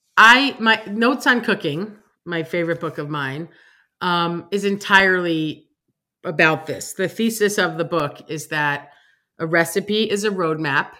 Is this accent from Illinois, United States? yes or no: no; New York City, New York, United States; growing up in New York, growing up on the Upper East Side